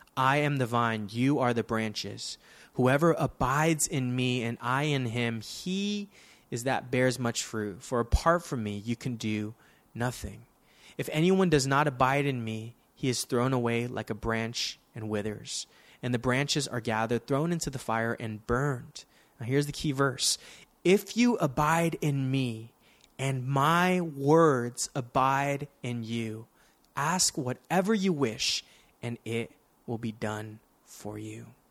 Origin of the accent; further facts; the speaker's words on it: Daly City, California, United States; I grew up in Daly City